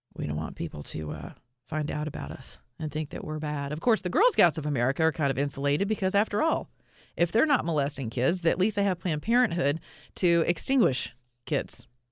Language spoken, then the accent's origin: English; the South, United States; I'm from the South